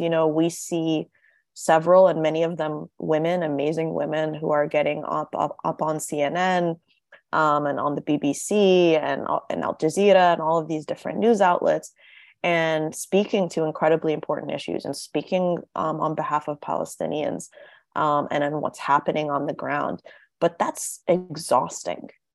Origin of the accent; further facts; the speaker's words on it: Tennessee, United States; I grew up in Tennessee. I grew up in the American South